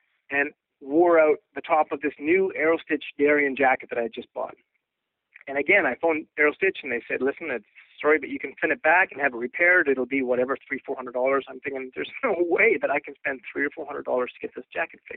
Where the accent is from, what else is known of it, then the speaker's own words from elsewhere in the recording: Canada; also born or lived in Colorado Springs / Vancouver; I'm from Canada.